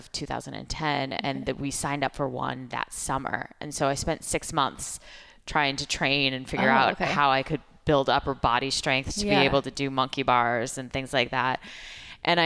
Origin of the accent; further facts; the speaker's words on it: Oregon, United States; growing up in Oregon